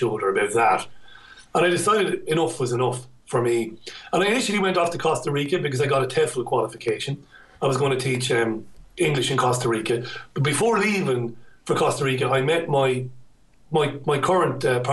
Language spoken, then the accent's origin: English; Ireland; moved away as an adult; now in United Kingdom; I had a difficult time growing up in Ireland